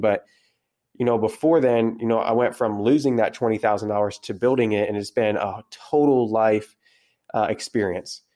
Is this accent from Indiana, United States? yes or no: no; South Central Kentucky, United States; I am from South Central Kentucky, way out in the middle of nowhere.